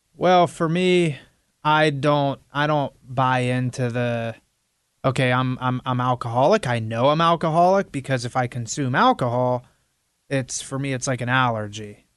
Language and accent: English; Midwestern Pennsylvania, United States; now in South Florida, United States; growing up in Midwestern Pennsylvania